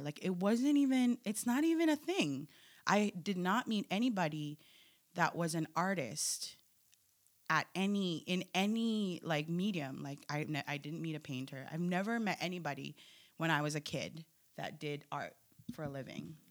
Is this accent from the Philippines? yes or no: yes; Philippines; now in United States; I'm Filipino, I'm an immigrant, I'm American